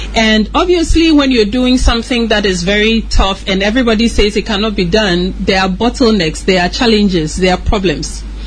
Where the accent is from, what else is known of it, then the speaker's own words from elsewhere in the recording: Ghana; moved away as an adult; also born or lived in United States; I was born in Ghana, grew up in Ghana